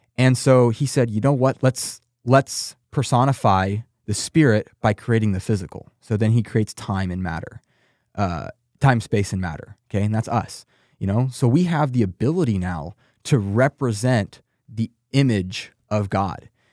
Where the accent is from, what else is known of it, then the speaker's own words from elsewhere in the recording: Texas, United States; I'm from Texas.